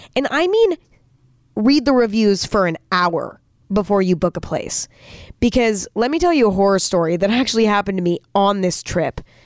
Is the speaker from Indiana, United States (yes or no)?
no; near San Francisco, California, United States; moved away; also born or lived in Los Angeles / New York City; I grew up near San Francisco.